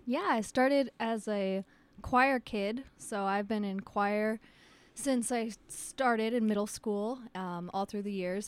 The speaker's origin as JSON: {"language": "English", "country": "United States", "said": "I'm an American"}